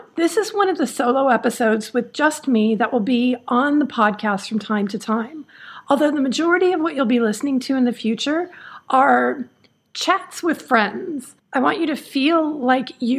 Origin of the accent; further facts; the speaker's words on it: Los Angeles, California, United States; moved away as an adult; also born or lived in Spain / India; I was born in Los Angeles and I'm from Southern California.